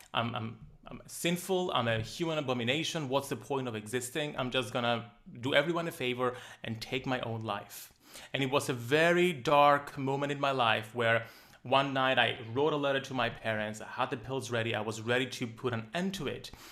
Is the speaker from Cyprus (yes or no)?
yes; Cyprus; Growing up in a small island, I'm from Cyprus